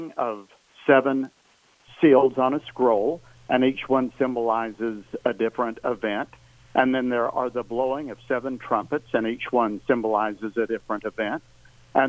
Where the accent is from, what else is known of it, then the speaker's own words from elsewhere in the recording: Tennessee, United States; also born or lived in Nashville, Tennessee; I'm a native Tennessean. I was born up in the Appalachians near the North Carolina border, and I have been living here for the most part in Nashville for the last 43 years